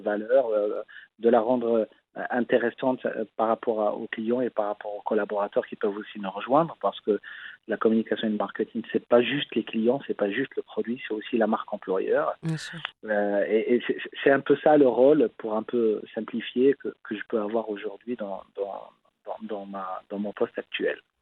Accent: Casablanca, Casablanca-Settat, Morocco; j'ai grandi à Casablanca

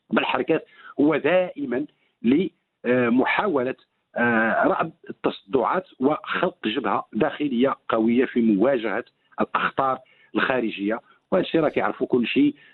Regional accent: Morocco; ولكن المشكل اللي عندنا في المغرب ان يمازيغ نظرا لاحترامهم لانفسهم اولا ولاحترامهم للضيف

